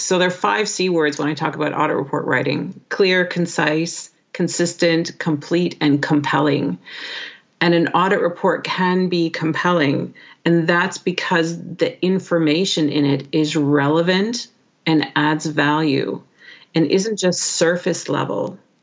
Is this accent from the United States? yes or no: no; Canada; first language English; moved away; proud to be Canadian, and happy that uh, I'm an English speaker